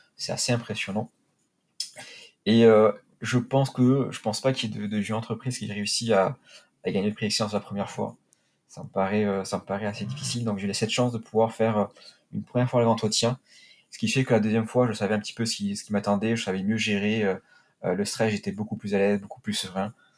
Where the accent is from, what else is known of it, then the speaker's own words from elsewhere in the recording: Perpignan, Occitania, France; moved away; also born or lived in Paris; chez moi à Perpignan